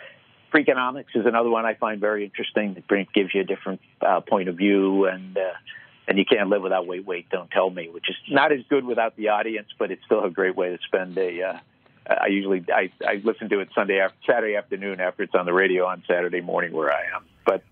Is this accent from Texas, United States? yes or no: no; Boston, Massachusetts, United States; But I grew up in Boston, and he would stand at the front door